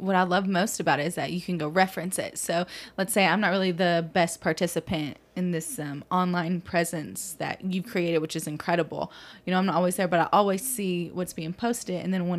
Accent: Mason, Texas, United States; now in Lubbock, United States; growing up in Mason, Texas or whatever, small town

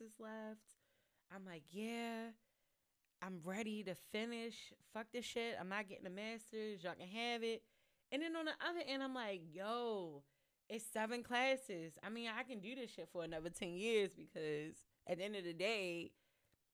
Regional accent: Baltimore, Maryland, United States; I am a Baltimore native

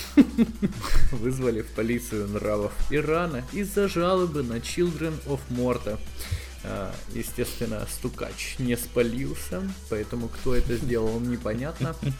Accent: Donetsk Oblast, Ukraine; moved away; Мы просто из Донецкой области

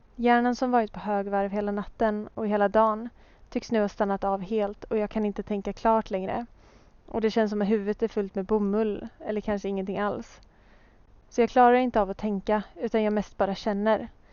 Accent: Hultsfred, Kalmar County, Sweden; moved away as an adult; now in Gothenburg, Sweden; Jag föddes alltså år 1997 i Småland där jag växte upp med min familj

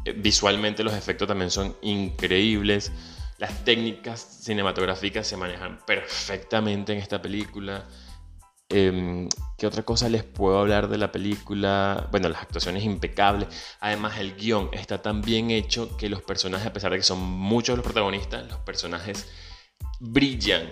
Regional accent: Venezuela; moved away; Soy venezolano, emigrante.

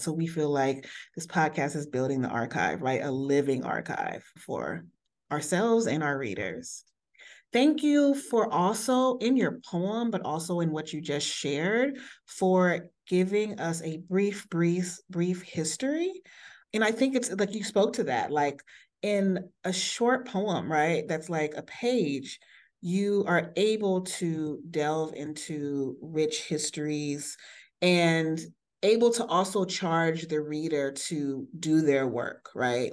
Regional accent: United States; me being from the States

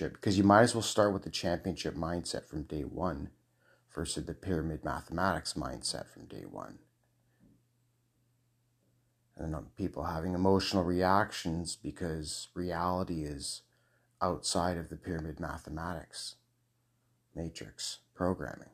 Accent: Scotland, United Kingdom; I'm a Scot. Okay, so I'm a Scot.

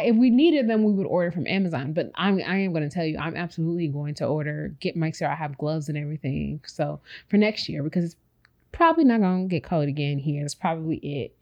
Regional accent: Chicago, Illinois, United States; moved away as an adult; now in Houston, United States; I'm born, we're both born and raised in Chicago.

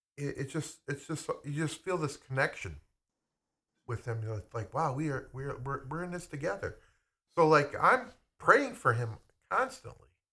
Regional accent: United States; I'm American.

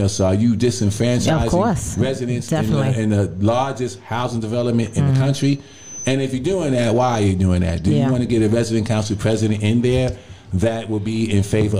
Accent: New York City, New York, United States; I was born and raised in NYCHA.

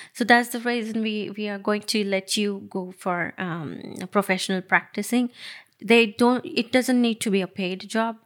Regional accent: Nashik, Maharashtra, India; moved away; I actually born and brought up in Nasik

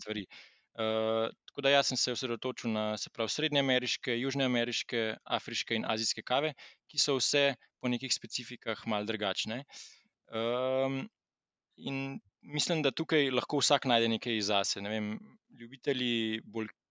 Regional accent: Slovenia

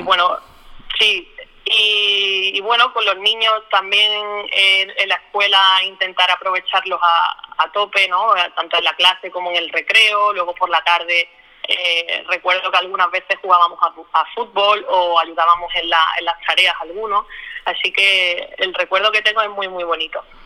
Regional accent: Málaga, Andalusia, Spain; soy de Málaga

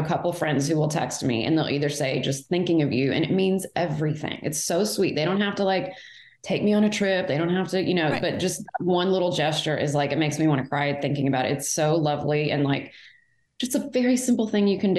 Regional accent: Fort Worth, Texas, United States; also born or lived in Houston; I was born in Fort Worth

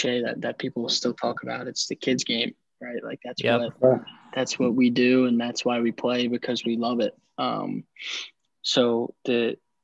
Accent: Philadelphia, Pennsylvania, United States; moved away; also born or lived in Charlotte, North Carolina; I'm from originally from Philadelphia, Pennsylvania

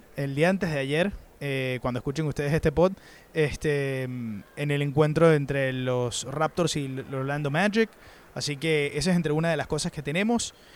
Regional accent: Venezuela; para uno como periodista venezolano

